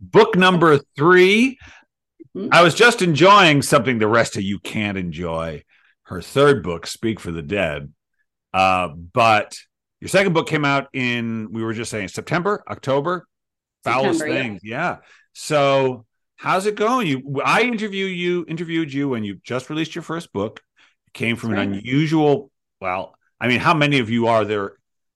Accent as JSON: {"language": "English", "country": "United States", "said": "I'm American"}